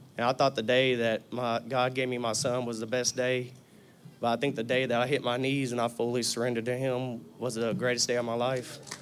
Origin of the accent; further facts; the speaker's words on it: Tennessee, United States; I was born in Chevyville, Tennessee